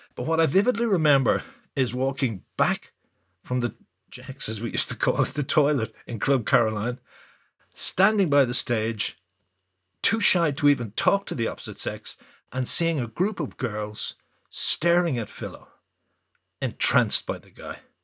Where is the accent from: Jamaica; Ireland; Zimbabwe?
Ireland; I felt as an Irish rock